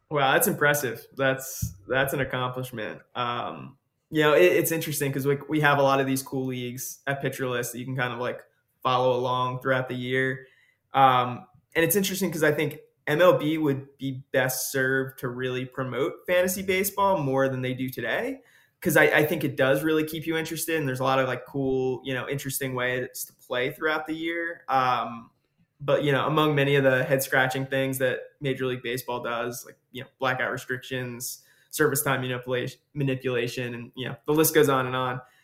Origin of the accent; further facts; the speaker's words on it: New Jersey, United States; growing up in New Jersey